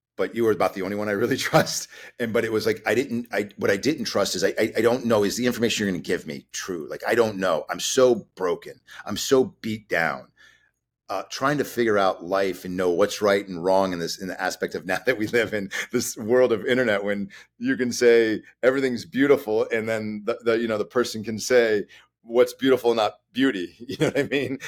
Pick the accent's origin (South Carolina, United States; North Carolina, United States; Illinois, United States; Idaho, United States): Illinois, United States; Chicago; Chicago, where I'm from, so we're from Chicago